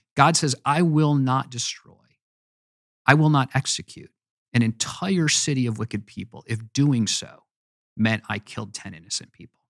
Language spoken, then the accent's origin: English; United States; also born or lived in Virginia; I love being an American